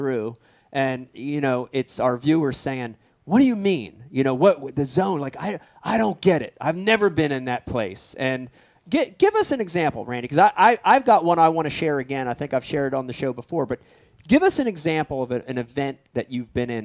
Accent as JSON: {"language": "English", "country": "United States", "tie": "born or raised there", "also_born_or_lived": "Philadelphia, Pennsylvania / New Jersey", "said": "I growing up in Jersey and Philadelphia"}